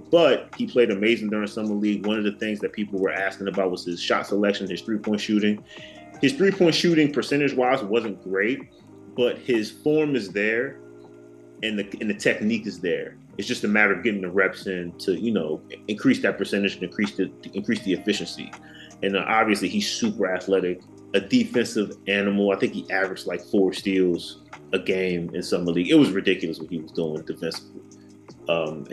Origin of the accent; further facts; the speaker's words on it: Prince George's County, Maryland, United States; I'm from Maryland. I'm from PG County, Maryland.